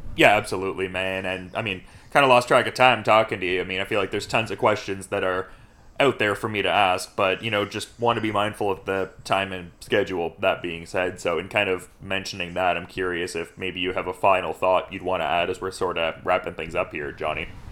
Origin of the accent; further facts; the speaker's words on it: Oshawa, Ontario, Canada; I'm from Oshawa, Ontario